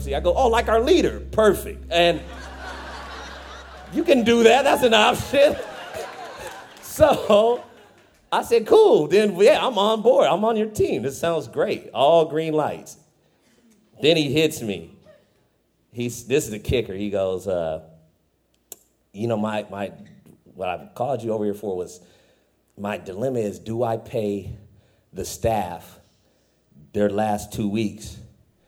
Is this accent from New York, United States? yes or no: no; Fresno, California, United States; I'm from Fresno.